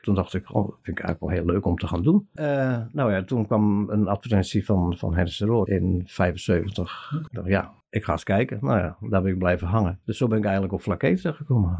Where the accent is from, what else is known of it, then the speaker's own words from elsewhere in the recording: Klaaswaal, South Holland, Netherlands; Ik ben er eentje van Kees en van Teuna. Dus, eh, uit Klaaswaal